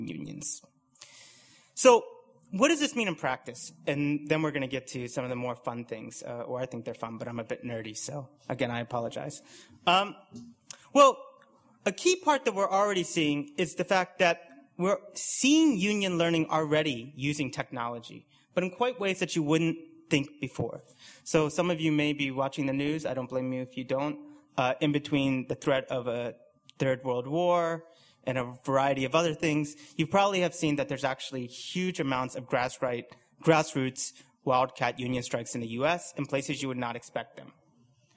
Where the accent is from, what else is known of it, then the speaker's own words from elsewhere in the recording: United States; now in United Kingdom; you can probably tell by my accent that I'm from the US